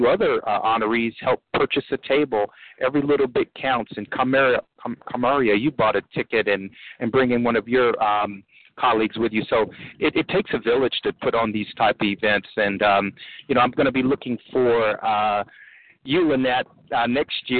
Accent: Midwest, United States; now in Maryland, United States; I'm originally from the Midwest

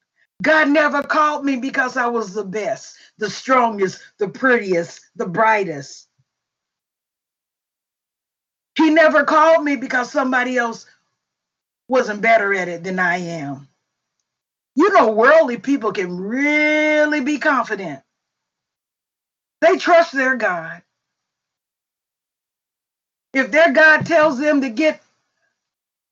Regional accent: Indianapolis, Indiana, United States; I grew up in Hallville

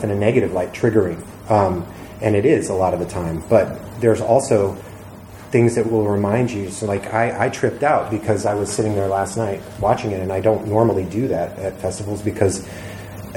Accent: Georgia, United States; moved away as an adult; also born or lived in Atlanta; I grew up in Georgia, my dad's a Marine, I fired a lot of guns

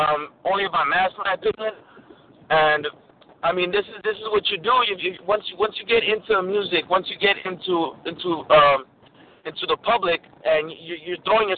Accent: Los Angeles, California, United States; born or raised there

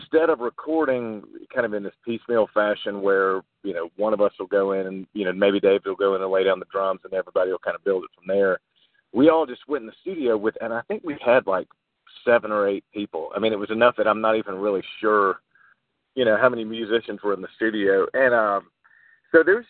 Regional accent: the South, United States; We're from the South

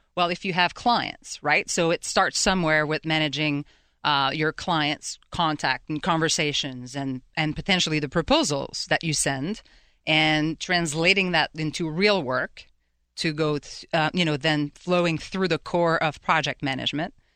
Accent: Quebec City, Quebec, Canada; moved away as an adult; now in Pittsburgh, United States; I'm originally from Quebec City in Canada

